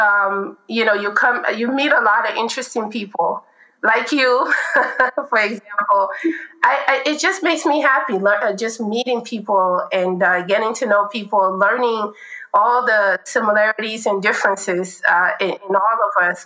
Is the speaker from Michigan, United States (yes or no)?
no; Chicago, Illinois, United States; now in California, United States; I grew up in Chicago